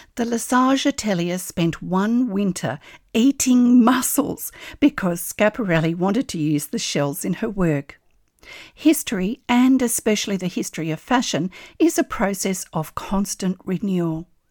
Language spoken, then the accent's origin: English; Australia; I'm an Australian textile artist